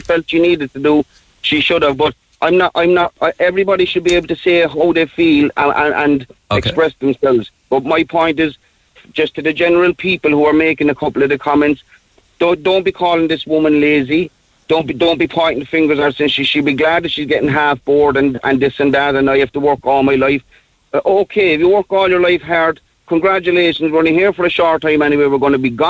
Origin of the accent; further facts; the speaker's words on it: Ireland; as Irish people